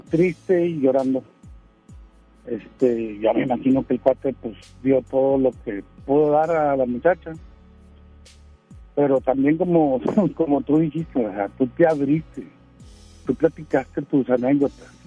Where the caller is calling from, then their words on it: Escobedo, Nuevo León, Mexico; de Escobedo, novio.